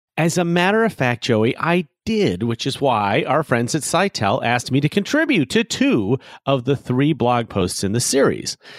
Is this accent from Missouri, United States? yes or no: no; Chicago, Illinois, United States; here in my hometown of Chicago